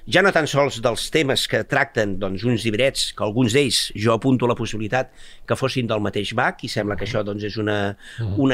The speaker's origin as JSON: {"language": "Catalan", "area": "Bages", "region": "Catalonia", "country": "Spain", "said": "soc del Bages"}